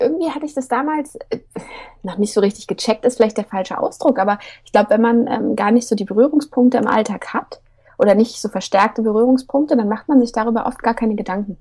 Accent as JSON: {"language": "German", "region": "Hesse", "country": "Germany", "said": "Ich komme auch aus Hessen"}